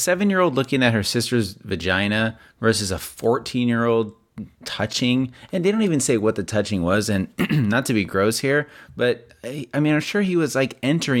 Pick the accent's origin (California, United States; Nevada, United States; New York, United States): Nevada, United States; Las Vegas; You and I grew up in Las Vegas, where there's a huge Mormon LDS population, huge.